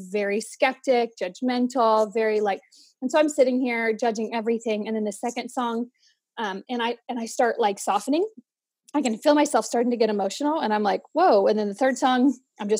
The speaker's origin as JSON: {"language": "English", "area": "Central Valley", "region": "California", "country": "United States", "tie": "born or raised there", "also_born_or_lived": "Bay Area, California", "moved": "as an adult", "lives_now": "Boise, United States", "said": "I'm originally from the Bay Area-ish of California, born and raised in the Central Valley"}